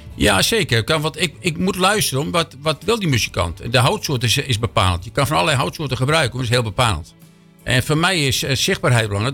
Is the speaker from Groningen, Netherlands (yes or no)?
no; Amsterdam, North Holland, Netherlands; moved away as an adult; now in Hilversum, Netherlands; geboren in Amsterdam. Sinds 30 jaar in Hilversum